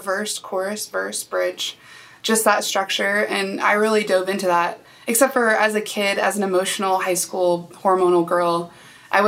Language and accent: English; Nebraska, United States; I grew up in Nebraska